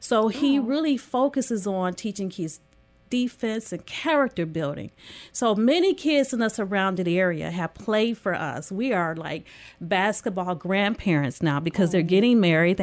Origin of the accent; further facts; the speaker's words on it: Detroit, Michigan, United States; moved away as an adult; now in Lansing, United States; I grew up in Detroit. I came here for college